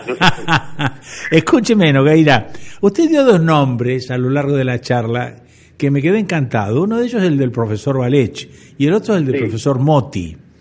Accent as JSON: {"language": "Spanish", "town": "Necochea", "region": "Buenos Aires Province", "country": "Argentina", "also_born_or_lived": "La Plata", "moved": "as an adult", "said": "yo cuando me fui de acá de Necochea"}